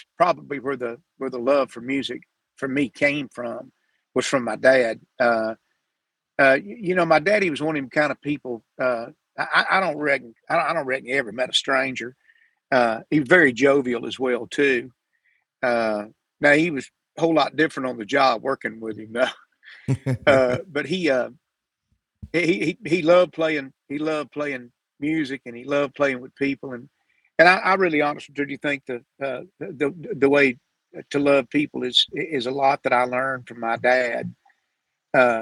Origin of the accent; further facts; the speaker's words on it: Sanford, Florida, United States; I was born in Sanford, Florida